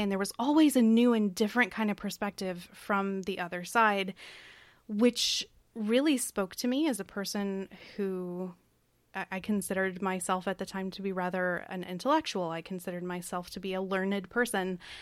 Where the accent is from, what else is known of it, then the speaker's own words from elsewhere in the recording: Kentucky, United States; also born or lived in Tennessee; I grew up, or I was born in Tennessee. I grew up in Kentucky